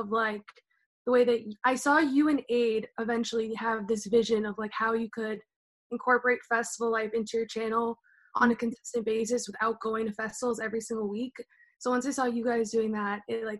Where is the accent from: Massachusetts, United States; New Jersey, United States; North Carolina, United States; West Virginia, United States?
Massachusetts, United States; also born or lived in New Hampshire / New York City; I'm from Massachusetts. I'm like 30 minutes outside of Boston, lived there my whole life